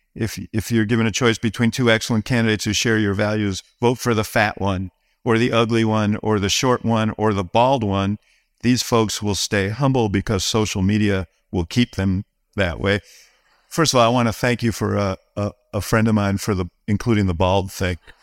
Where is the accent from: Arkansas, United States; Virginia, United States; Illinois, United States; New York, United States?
New York, United States; I grew up in New York